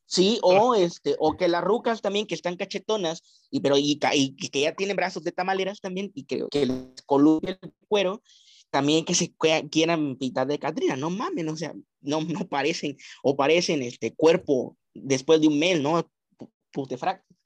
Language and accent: Spanish; Mexico; qué bonita cultura tenemos en nuestro país